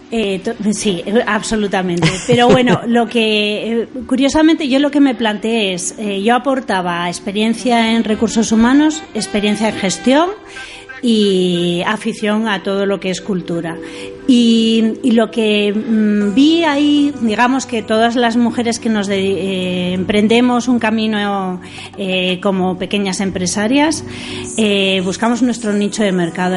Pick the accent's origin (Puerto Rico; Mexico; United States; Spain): Spain; Oviedo, Asturias; moved away as an adult; also born or lived in Germany / Barcelona / Madrid; now in Granada, Spain; yo salí de mi tierra, salí de Oviedo